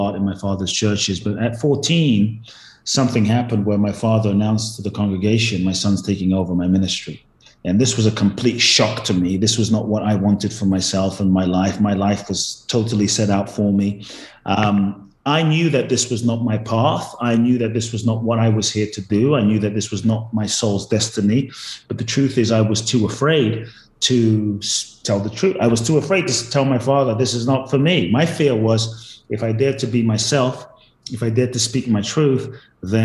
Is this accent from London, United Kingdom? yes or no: yes; London, United Kingdom; also born or lived in Ghana / Los Angeles, United States; now in Miami, United States; I was born in Ghana, West Africa. My father's from Ghana. My mother's Japanese. I grew up in London, moved to the US, lived in LA, now in Miami and Mexico and all over the place